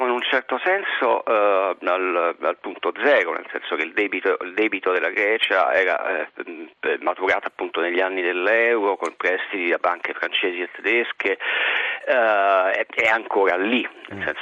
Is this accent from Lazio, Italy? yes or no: yes; Rome, Lazio, Italy; io sono romano, non sono sì, senese, sì, sì. vivo anche a Roma.